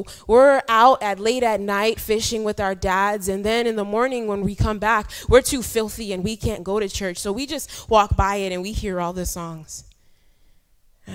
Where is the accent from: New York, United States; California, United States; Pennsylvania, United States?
New York, United States; New York City; moved away as an adult; also born or lived in Ghana; now in Ivory Coast; born in Ghana and I grew up in New York City and now I work in Ivory Coast